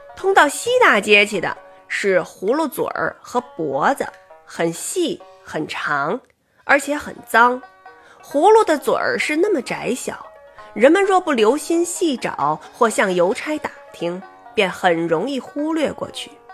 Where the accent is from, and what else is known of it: Beijing, China; accent: Beijing